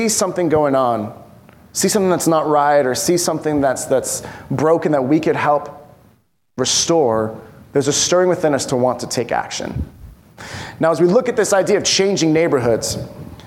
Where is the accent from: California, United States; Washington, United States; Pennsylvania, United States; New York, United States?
California, United States; Bay Area; also born or lived in Upland, California; now in Poway, United States; I grew up in the Bay Area